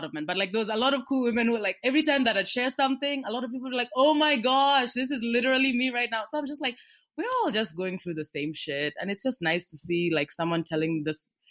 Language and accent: English; Kenya; I'm a Kenyan girl who writes comics